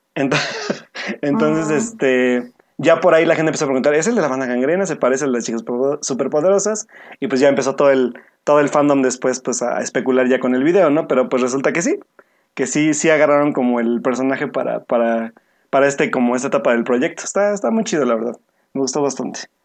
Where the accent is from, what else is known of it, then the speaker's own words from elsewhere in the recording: Mexico; nosotros como mexicanos